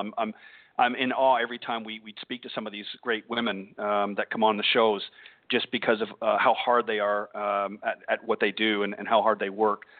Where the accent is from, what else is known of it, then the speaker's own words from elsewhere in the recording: Burlington, Ontario, Canada; moved away; my hometown or home area, if you will, of Burlington, Ontario, Canada